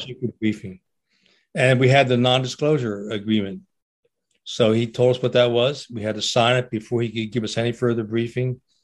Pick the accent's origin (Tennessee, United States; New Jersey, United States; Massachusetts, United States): New Jersey, United States; Trenton; I grew up in Trenton, New Jersey, which is on the east coast of the uh, of our United States